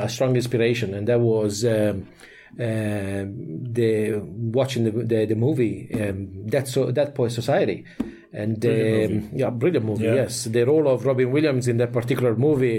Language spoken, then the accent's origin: English; Italy; English is a second language; moved away as an adult; now in Ireland; I'm from Italy, and I spent about a couple of years as an officer in the army there